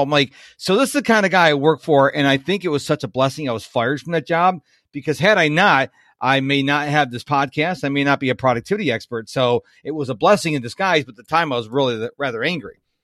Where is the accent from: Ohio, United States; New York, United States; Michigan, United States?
New York, United States; Rochester; moved away; I'm originally from Rochester, New York